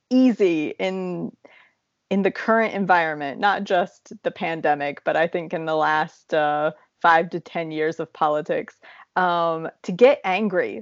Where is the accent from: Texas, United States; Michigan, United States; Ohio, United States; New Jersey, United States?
Ohio, United States; Appalachian; moved away; you and I grew up in Appalachia, Ohio